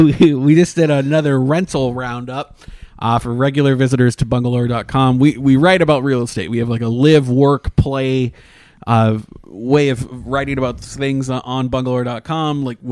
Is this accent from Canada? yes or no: yes; Canada; now in Orlando, United States; My mother's American, yeah. But I was born in Canada